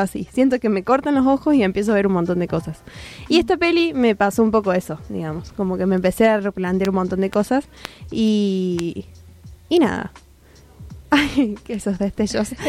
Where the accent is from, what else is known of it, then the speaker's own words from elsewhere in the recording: Córdoba, Argentina; somos de Córdoba